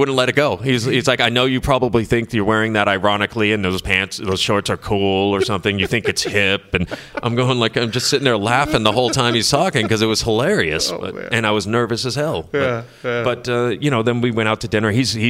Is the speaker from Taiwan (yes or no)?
no; Massachusetts, United States; born or raised there